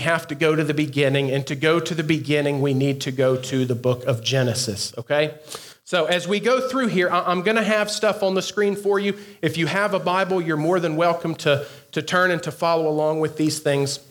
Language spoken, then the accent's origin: English; the South, United States; I am from the South